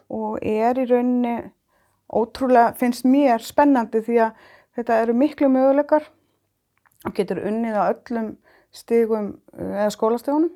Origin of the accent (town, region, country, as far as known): Iceland